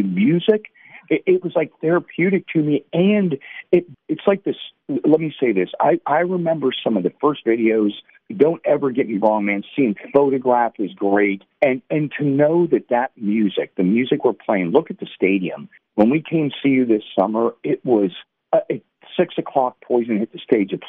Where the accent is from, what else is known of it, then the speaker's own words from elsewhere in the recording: Mechanicsburg, Pennsylvania, United States; I would split it because I was born in Western PA, then lived, uh, my dad moved around. We were in the military, and then we ended up in Mechanicsburg or Harrisburg, going up and down the pike